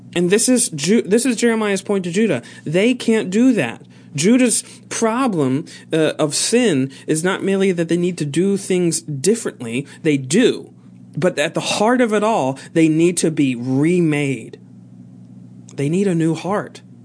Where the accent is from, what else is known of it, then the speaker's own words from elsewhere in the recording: United States; we are American